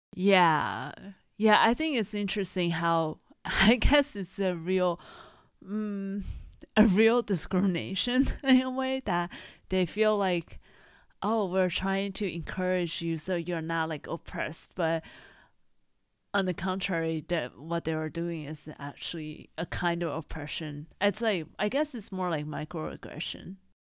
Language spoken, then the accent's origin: English; Taiwan; moved away; because I grew up in Taiwan, I, of course, have a Chinese name.